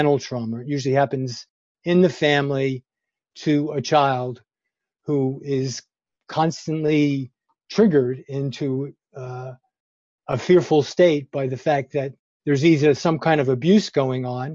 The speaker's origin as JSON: {"language": "English", "town": "New York City", "region": "New York", "country": "United States", "tie": "born or raised there", "moved": "yes", "lives_now": "Berkeley, United States", "said": "I grew up in New York City"}